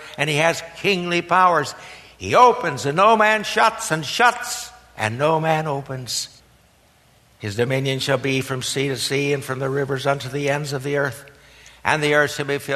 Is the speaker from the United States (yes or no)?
yes; Harlan, Iowa, United States; moved away; my native state, the hill country of southwestern Iowa